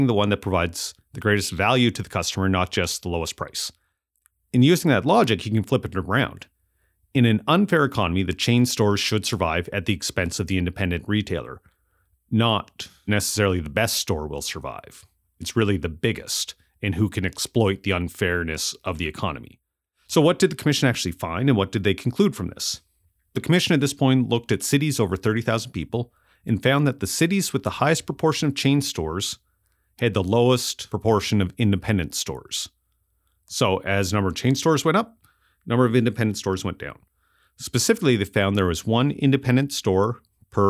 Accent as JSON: {"language": "English", "town": "Amherst", "region": "Nova Scotia", "country": "Canada", "tie": "born or raised there", "moved": "as an adult", "said": "growing up in Amherst, we had chain stores"}